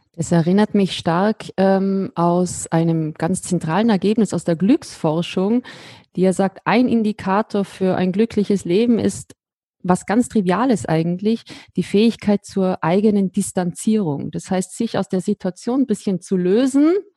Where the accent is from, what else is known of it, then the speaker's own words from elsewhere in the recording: Austria; ich als Österreicherin